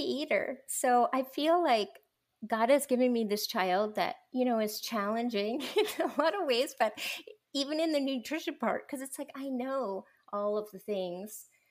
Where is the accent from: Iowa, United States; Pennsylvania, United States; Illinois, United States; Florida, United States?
Pennsylvania, United States; Lancaster; moved away as an adult; also born or lived in Minneapolis / Boston / Atlanta; now in Dallas, United States; I was born and raised in Lancaster, Pennsylvania